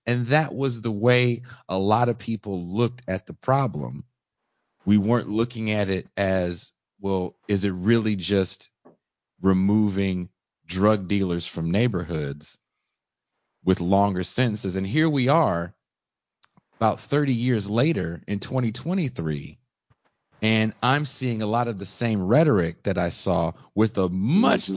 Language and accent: English; Richmond, California, United States; also born or lived in Oakland, California; I was born in Oakland, grew up in Richmond, California